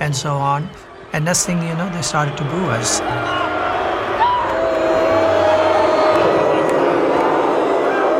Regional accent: northern India, India; I come from India, a northern part of India

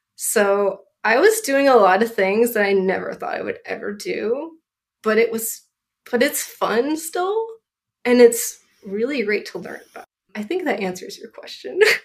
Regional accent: Southern California, United States; I grew up in Southern California

